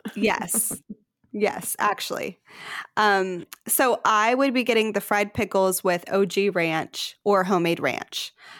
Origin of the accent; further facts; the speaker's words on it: Texas, United States; We're Texan